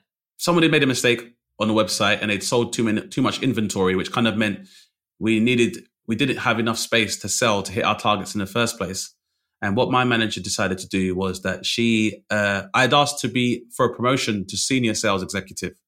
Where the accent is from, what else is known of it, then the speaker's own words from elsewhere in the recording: London, United Kingdom; also born or lived in Bradford; I grew up in London, which is a melting pot